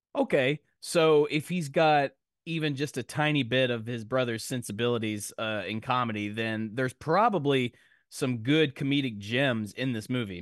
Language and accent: English; Nashville, Tennessee, United States; I'm from Nashville